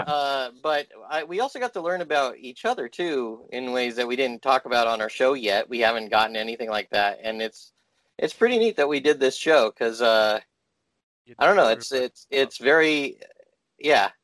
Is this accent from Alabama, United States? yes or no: no; Walnut, California, United States; I grew up in Walnut, California